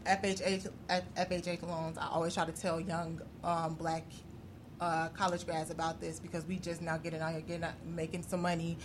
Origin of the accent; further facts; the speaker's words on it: Chicago, Illinois, United States; I'm from over east too